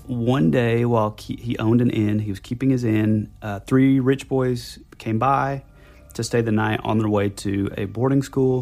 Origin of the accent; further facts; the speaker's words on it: the South, United States; we're from the South